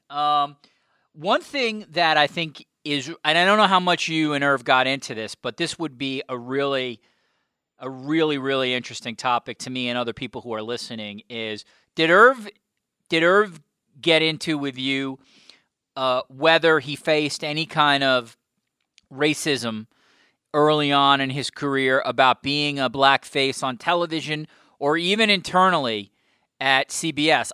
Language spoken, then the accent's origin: English; New York, United States; as a New Yorker